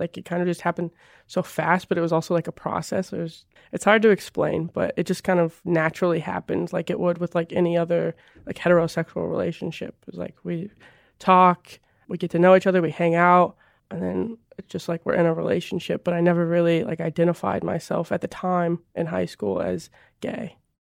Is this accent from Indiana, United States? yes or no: no; North Missouri, United States; I grew up in a really small town in North Missouri